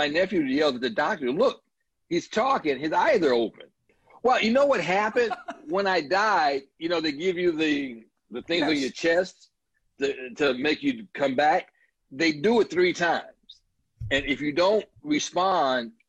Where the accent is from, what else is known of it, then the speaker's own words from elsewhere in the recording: Chicago, Illinois, United States; I was born in Wentworth Gardens, down the street from Comiskey Park, a block, which is why I'm such a huge White Sox fan. Then we moved over to Ida B. Wells, which is about a mile or so away, 38th Street and Rhodes